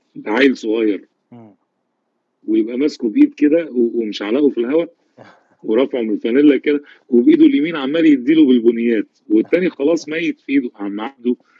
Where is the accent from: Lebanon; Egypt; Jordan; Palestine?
Egypt; عندنا في مصر